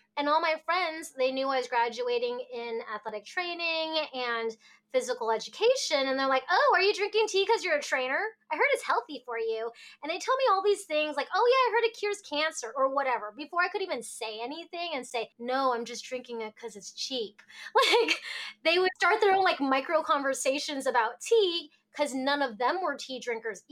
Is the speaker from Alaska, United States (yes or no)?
yes; Alaska, United States; also born or lived in Hong Kong; we moved to Alaska when I was a baby.